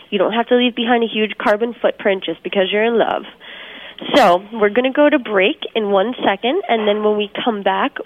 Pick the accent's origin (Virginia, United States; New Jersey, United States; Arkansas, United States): New Jersey, United States; I am from New Jersey